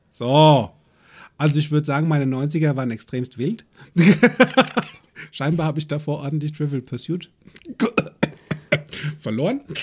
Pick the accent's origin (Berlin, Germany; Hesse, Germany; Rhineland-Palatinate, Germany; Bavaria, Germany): Hesse, Germany; Limburg an der Lahn; also born or lived in United States; bei uns in Limburg an der Lahn